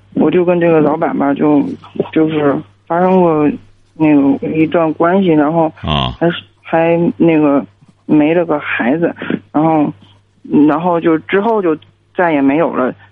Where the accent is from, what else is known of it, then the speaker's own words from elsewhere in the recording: Hebei, China; 我是河北的